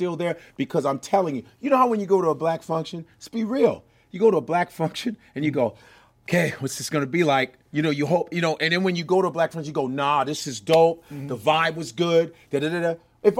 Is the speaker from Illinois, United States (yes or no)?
yes; Chicago, Illinois, United States; I'm from Chicago.